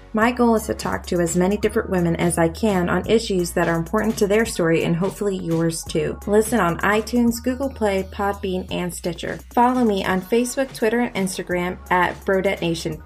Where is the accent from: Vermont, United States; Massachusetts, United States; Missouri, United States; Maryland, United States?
Vermont, United States; Burlington; moved away; Burlington, Vermont, which is where I'm from.